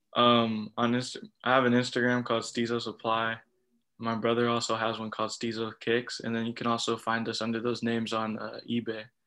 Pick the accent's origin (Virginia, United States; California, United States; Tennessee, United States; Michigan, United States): California, United States; Southern; I'm from Southern California